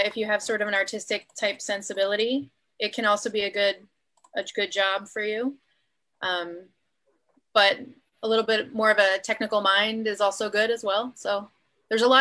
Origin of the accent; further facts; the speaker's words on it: Philadelphia, Pennsylvania, United States; now in San Diego, United States; I grew up in Philadelphia